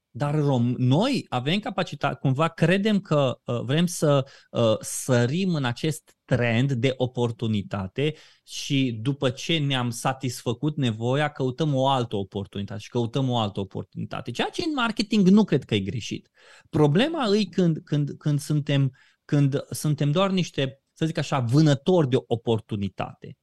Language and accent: Romanian; Romania; noi ca, ca români